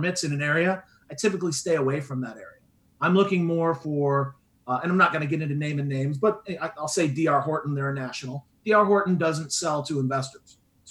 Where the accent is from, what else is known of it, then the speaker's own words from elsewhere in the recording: Midwest, United States; now in Southwest Florida, United States; where I grew up in the Midwest